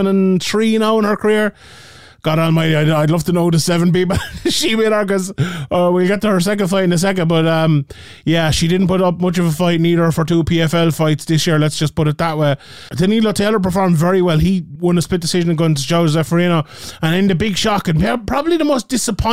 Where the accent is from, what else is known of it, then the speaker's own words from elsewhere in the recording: Ireland; being Irish